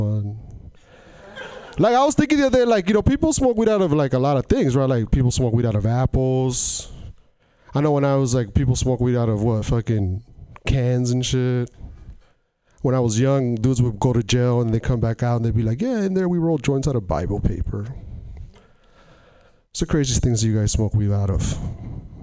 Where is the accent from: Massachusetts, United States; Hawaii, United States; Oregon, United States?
Oregon, United States; Portland; I'm from Portland.